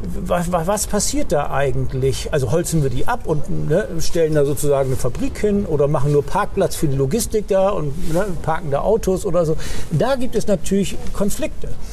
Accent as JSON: {"language": "German", "region": "Bremen", "country": "Germany", "said": "als Bremer"}